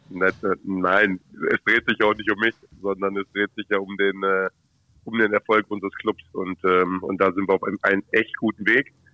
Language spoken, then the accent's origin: German; Hanover, Lower Saxony, Germany; Oh, schon der Maschsee, weil, weil ich äh, ein Hannoveraner Junge bin und ähm, das meine Heimat ist.